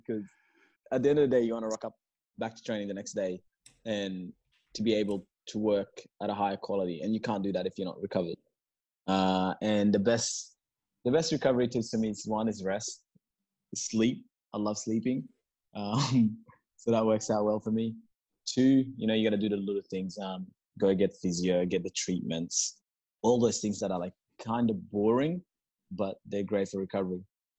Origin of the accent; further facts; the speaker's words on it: Perth, Western Australia, Australia; I'm not even gonna lie. I'm from Perth. I don't even like the cold.